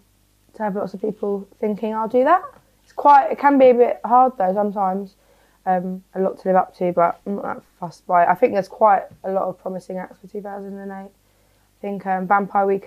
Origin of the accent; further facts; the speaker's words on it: London, United Kingdom; also born or lived in Tottenham; I was born in Tottenham and grew up in South London.